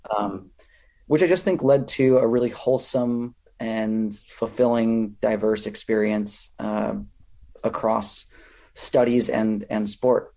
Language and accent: English; Minnesota, United States; moved away as an adult; also born or lived in California; I grew up in Minnesota